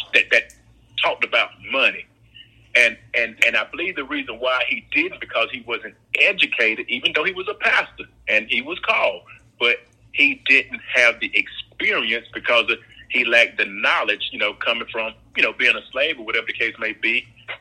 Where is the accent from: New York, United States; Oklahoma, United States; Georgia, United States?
Georgia, United States; Perry; I was born, I'm a Southerner, country boy. I was born in Perry, Georgia